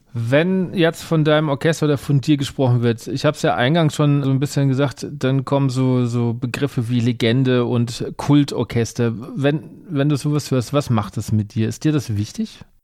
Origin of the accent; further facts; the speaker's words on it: Aschaffenburg, Bavaria, Germany; moved away as an adult; now in Mainz, Germany; ich komme aus Bayern ursprünglich. Also ich komme Rand, Rand Bayern, ich komme aus der Ecke Aschaffenburg und ähm, lebe jetzt seit ein paar Jahren und arbeite in Mainz